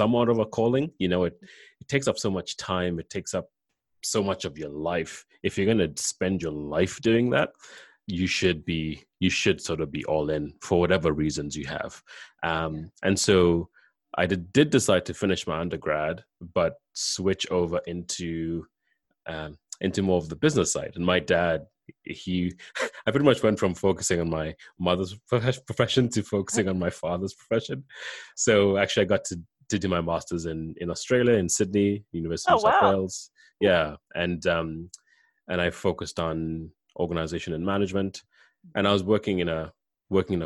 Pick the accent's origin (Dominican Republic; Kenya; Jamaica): Kenya; moved away as an adult; also born or lived in Canada; I'm from Kenya. I came to Canada for undergrad